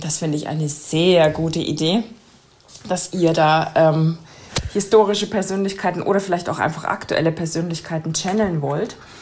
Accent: Germany; als Deutsche

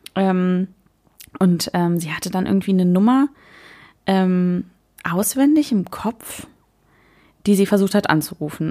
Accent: Germany; bei uns in der Pfalz, die nicht die Pfalz ist

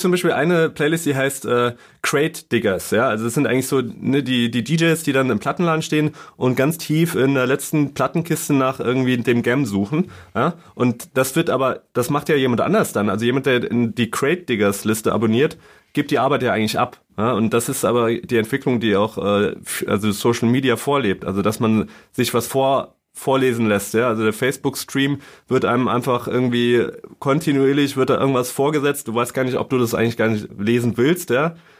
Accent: Saarland, Germany; moved away as an adult; now in Berlin, Germany; ich komme aus dem Saarland

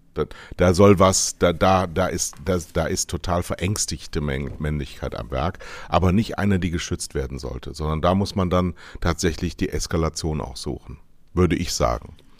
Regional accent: Westerwald, Rhineland-Palatinate, Germany; Ich bin ja im Westerwald groß geworden

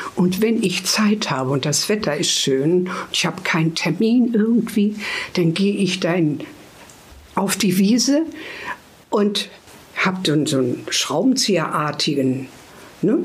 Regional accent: Hameln, Lower Saxony, Germany; now in Hanover, Germany; wir sind ja aus Hameln und in Hameln hatte Mutti, das haben wir auch in so einer schönen, ruhigen Straße gewohnt

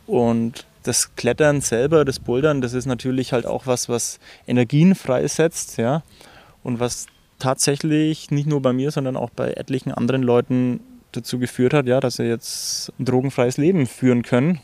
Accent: Germany; ich bin Landei, also ich bin am Land aufgewachsen

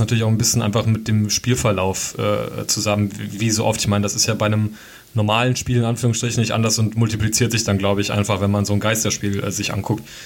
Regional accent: Hesse, Germany; ich komme ja nicht aus Dortmund und auch nicht aus NRW, bin aus Hessen

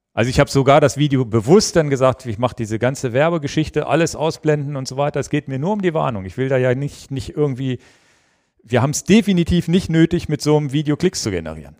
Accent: Hanover, Lower Saxony, Germany; über meine Heimat mal kommen, über den Kronsberg

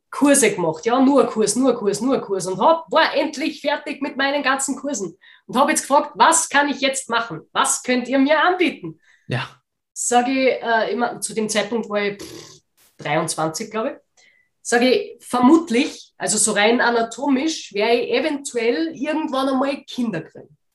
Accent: Austria; ich weiß nicht, wie das bei euch in Deutschland ist, aber bei uns in Österreich gibt es ja Werbekampagnen dafür.

